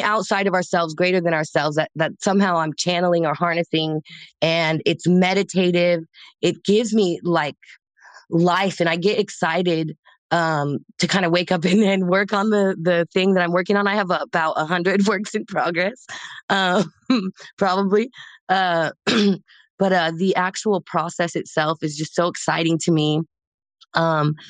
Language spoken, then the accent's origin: English; Casper, Wyoming, United States; moved away as an adult; also born or lived in Oregon; now in Los Angeles, United States; I grew up in Casper, Wyoming